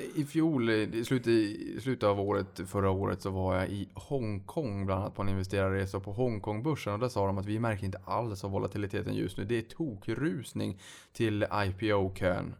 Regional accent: Sweden; vi som svenskar

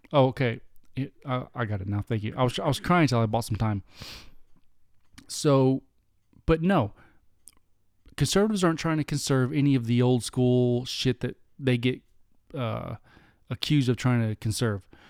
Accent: United States; We're American through and through

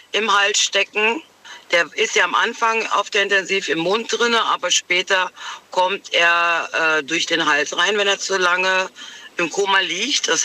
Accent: North Rhine-Westphalia, Germany; Ich bin aus dem Köln-Bonner Raum.

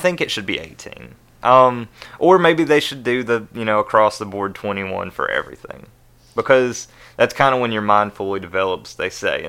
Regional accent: Logan County, West Virginia, United States; now in Nashville, United States; I'm from a small town on the border of Kentucky called Logan County, West Virginia.

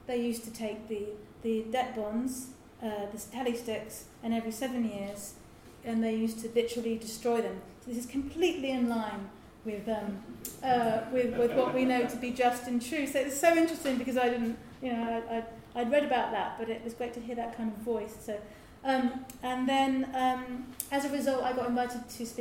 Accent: Lewes, South East England, United Kingdom; Lewis, my hometown

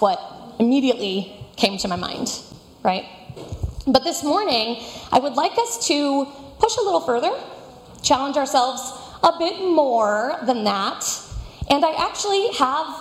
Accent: Florida, United States; moved away; also born or lived in Fort Worth, Texas; I was born and raised in Florida

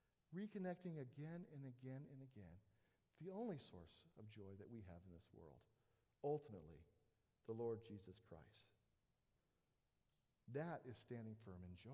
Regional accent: Southern California, United States; I grew up in Southern California, I spent a lot of time at the beach

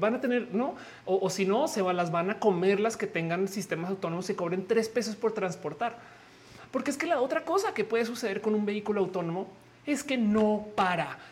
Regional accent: Mexico

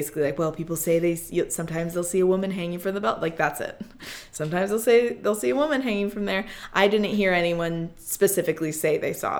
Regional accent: Midwest, United States; But yeah, we say Lemon because we're from the Midwest and we're annoying.

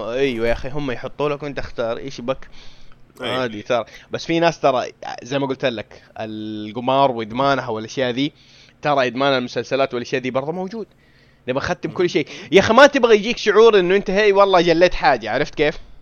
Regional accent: Saudi Arabia; هنا عندنا في السعوديه

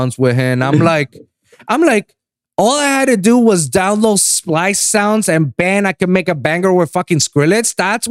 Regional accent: Puerto Rico; moved away as an adult; also born or lived in Miami; now in Los Angeles, United States; I was born and raised in Puerto Rico

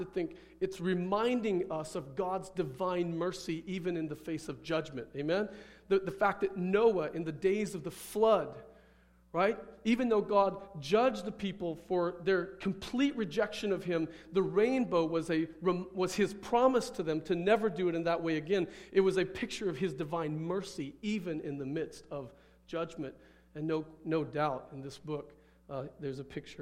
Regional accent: Midwest, United States; moved away; I grew up in the Midwest. We had thunderstorms in the Midwest.

